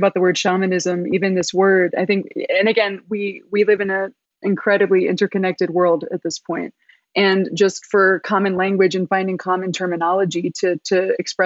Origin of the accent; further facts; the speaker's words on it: Philadelphia, Pennsylvania, United States; I'm born and raised in Philadelphia